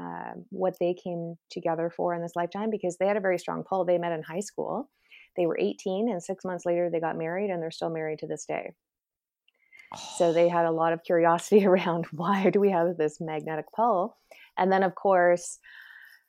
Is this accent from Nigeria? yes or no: no; Canada; also born or lived in Toronto; I'm Canadian